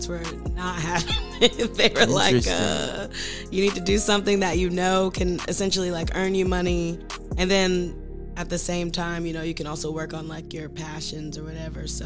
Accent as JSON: {"language": "English", "town": "Ellenwood", "region": "Georgia", "country": "United States", "tie": "born or raised there", "said": "I'm from Ellenwood, Georgia. I grew up, you know, DeKalb County"}